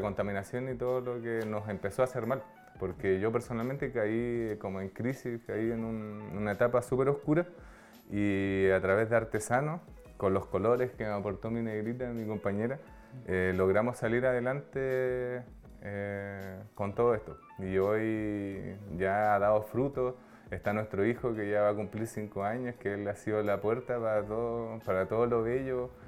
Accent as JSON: {"language": "Spanish", "region": "Aysén", "country": "Chile", "also_born_or_lived": "Los Lagos", "said": "nosotros somos de acá de Aysén, estuvimos viviendo gran parte del tiempo acá"}